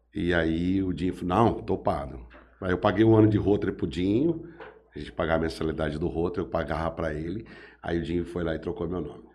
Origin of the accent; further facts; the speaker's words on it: Jales, São Paulo, Brazil; Sou, sou daqui. Nasci em 68, aqui na Santa Casa.